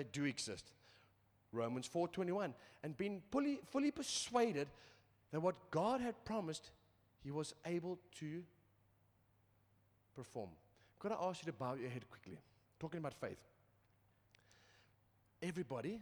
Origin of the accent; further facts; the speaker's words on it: England, United Kingdom; I'm English